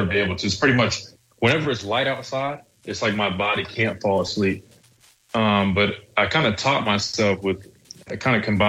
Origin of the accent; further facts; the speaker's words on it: South Carolina, United States; growing up in South Carolina and then being here